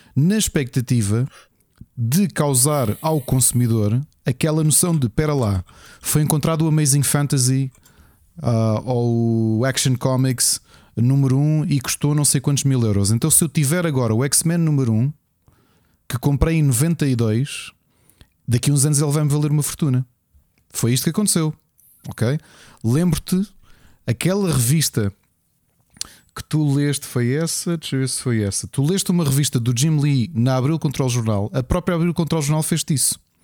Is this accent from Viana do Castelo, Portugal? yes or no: no; Lisbon, Portugal; sou dos Olivais